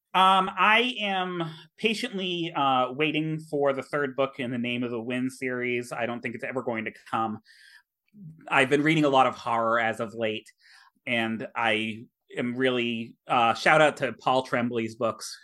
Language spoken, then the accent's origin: English; Millbury, Massachusetts, United States; shout out to my hometown. Um, I will give a cheap plug. The Millbury Historical Society